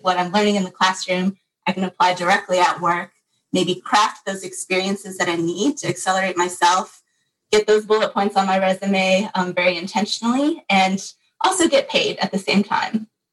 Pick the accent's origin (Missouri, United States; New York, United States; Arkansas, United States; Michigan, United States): Michigan, United States; grew up in Michigan and am here for school as well